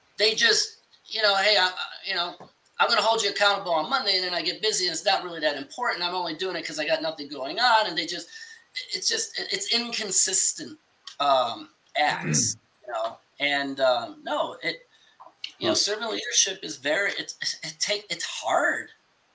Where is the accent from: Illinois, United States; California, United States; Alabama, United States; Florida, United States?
Illinois, United States; Chicago; I'm from Chicago